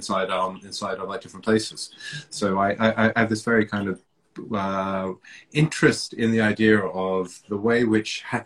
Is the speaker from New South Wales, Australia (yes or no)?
no; Melbourne, Victoria, Australia; also born or lived in Papua New Guinea; now in London, United Kingdom; I was born in Papua New Guinea. I spent my formative years in Melbourne, and I've been in London now for almost 20 years or so